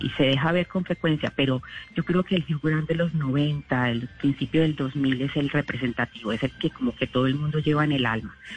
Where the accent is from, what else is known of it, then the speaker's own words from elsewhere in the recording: Colombia; moved away as an adult; also born or lived in England; now in United Kingdom; yo como colombiana en el exterior